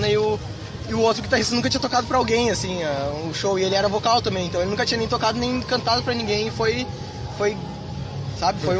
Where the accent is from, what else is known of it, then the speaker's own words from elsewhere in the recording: Porto Alegre, Rio Grande do Sul, Brazil; Surgiu de uma conversa de amigos lá na Redenção, em Porto Alegre, que a gente é de Porto Alegre.